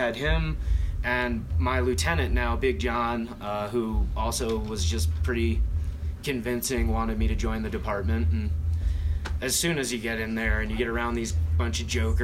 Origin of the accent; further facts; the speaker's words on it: Florida, United States; moved away as an adult; also born or lived in Boone, North Carolina; growing up in Florida our whole lives